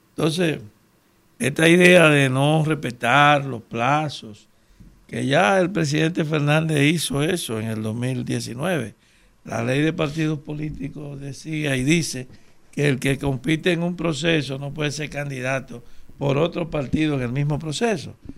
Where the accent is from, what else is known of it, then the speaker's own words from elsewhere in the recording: Dominican Republic; somos dominicanos